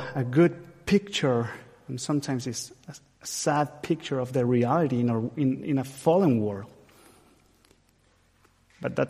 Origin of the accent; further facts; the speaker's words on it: Chile; moved away; I am from Chile, from Latin America